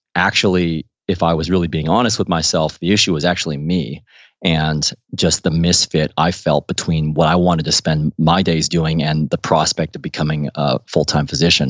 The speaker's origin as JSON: {"language": "English", "region": "Midwest", "country": "United States", "tie": "born or raised there", "also_born_or_lived": "Missouri / Ohio / Washington, D.C.", "moved": "as an adult", "lives_now": "London, United Kingdom", "said": "growing up in Ohio and Missouri"}